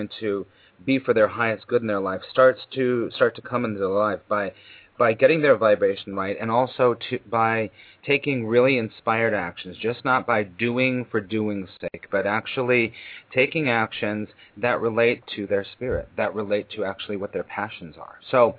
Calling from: New York City, New York, United States; I'm calling you from New York City

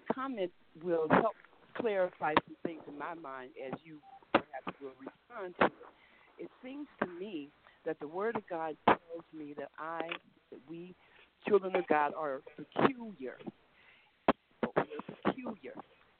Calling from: Mesa, Arizona, United States; I'm calling from Mesa, Arizona.

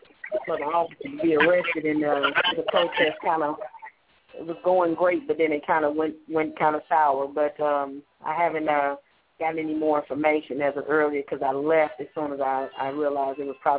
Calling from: St. Louis, Missouri, United States; I'm calling from St. Louis, Missouri

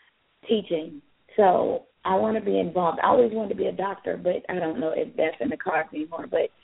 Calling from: Tucker, Georgia, United States; I'm calling from Tucker, Georgia.

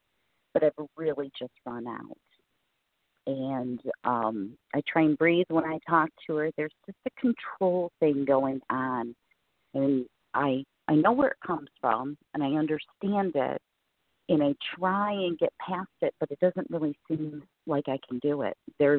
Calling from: Michigan, United States; Hi, Charlotte. … I'm from Michigan.

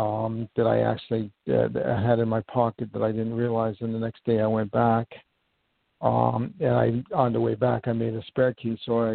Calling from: New York, United States; I'm calling from

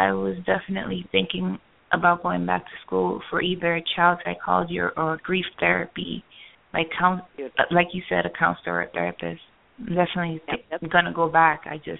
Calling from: Florida, United States; I'm calling from Florida.

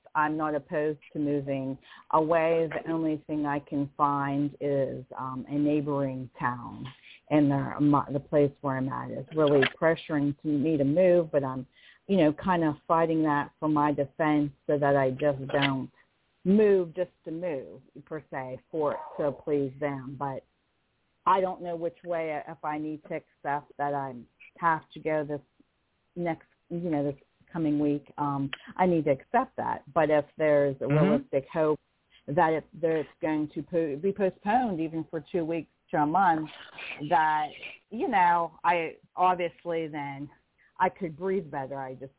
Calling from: Pennsylvania, United States; I'm calling from Pennsylvania.

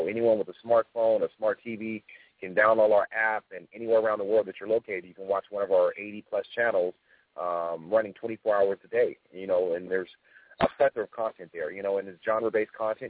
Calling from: Beverly Hills, California, United States; I'm calling from the beautiful Beverly Hills, California.

